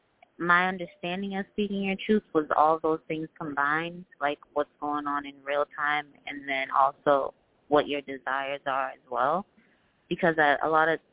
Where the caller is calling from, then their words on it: Massachusetts, United States; I'm calling from Massachusetts.